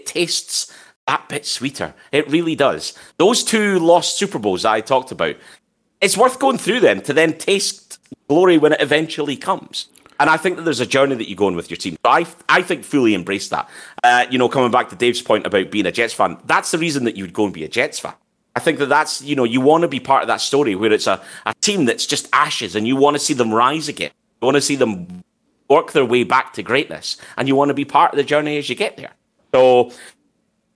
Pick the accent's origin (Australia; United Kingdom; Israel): United Kingdom; Scotland; as a Scottish person